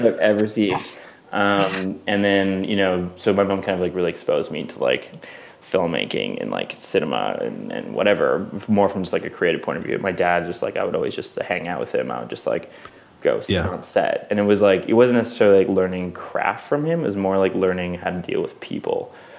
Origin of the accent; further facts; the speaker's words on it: Vancouver, British Columbia, Canada; moved away; I grew up in Vancouver